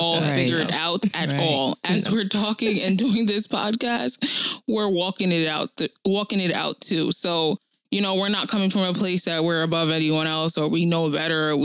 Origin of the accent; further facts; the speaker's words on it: New Jersey, United States; I am also from Jersey